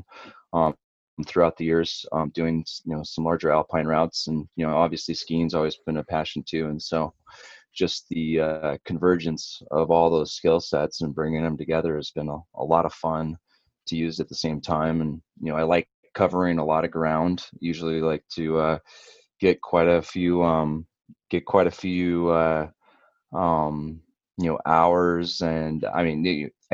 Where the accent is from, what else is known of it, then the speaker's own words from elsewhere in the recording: Upper Peninsula, Michigan, United States; now in Colorado, United States; I grew up in Michigan